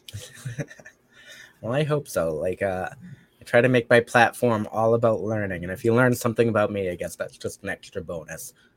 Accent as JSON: {"language": "English", "town": "Brockton", "region": "Massachusetts", "country": "United States", "tie": "born or raised there", "said": "So I actually come from a city called Brockton, which is not far from Boston. Um, very violent city. It's still a very violent city, but hey, that's my hood. That's my hometown"}